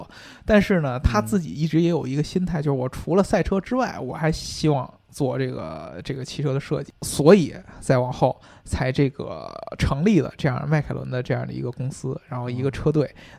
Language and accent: Chinese; United Kingdom; 就不止我们英国人，像法拉利啊什么的，